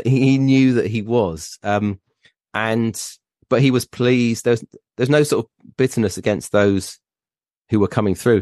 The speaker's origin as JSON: {"language": "English", "town": "Plymouth", "region": "South West England", "country": "United Kingdom", "tie": "born or raised there", "said": "when I was growing up in Plymouth and going to watch Argyle"}